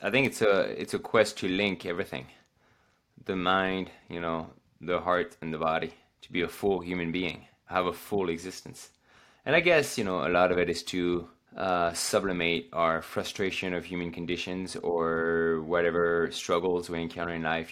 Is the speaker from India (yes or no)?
no; France; now in Oregon, United States; I go back home in the Alps